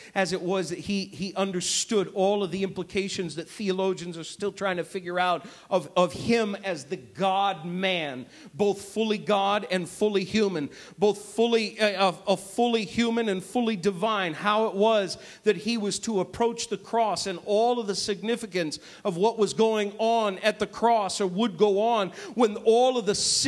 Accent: New England, United States; moved away as an adult; now in Chicago, United States; I'm a New Englander, folks. I'm not a Midwesterner. I wasn't born here. I wasn't raised here

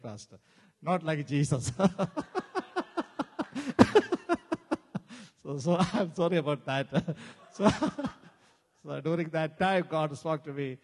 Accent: Kerala, India; English is a second language; I was born in a Christian family in the southern part of India. It's called Kerala

